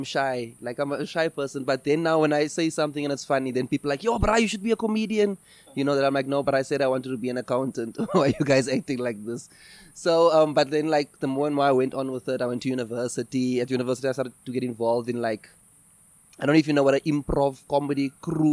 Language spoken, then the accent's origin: English; Eastern Cape, South Africa; moved away as an adult; now in Johannesburg, South Africa; before I came to Johannesburg, I'm from the Eastern Cape